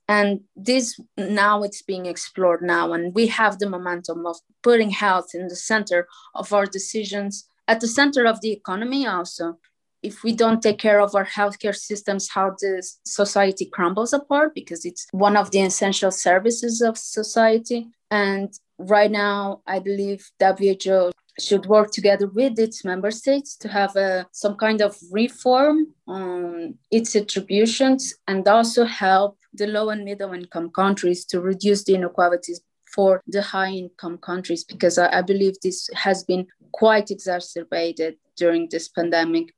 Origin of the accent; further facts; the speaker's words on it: Portugal; I come from Portugal.